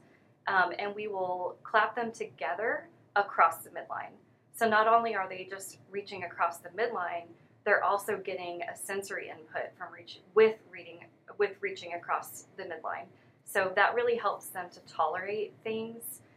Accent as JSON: {"language": "English", "town": "DeSoto", "region": "Texas", "country": "United States", "tie": "born or raised there", "said": "I grew up in DeSoto ISD, went to a dance studio there."}